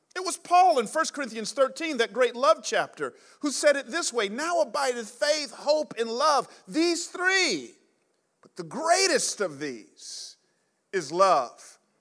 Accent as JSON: {"language": "English", "town": "Atlanta", "region": "Georgia", "country": "United States", "tie": "born or raised there", "also_born_or_lived": "New York City / San Jose", "moved": "as an adult", "said": "I grew up in Atlanta in the 80s and 90s"}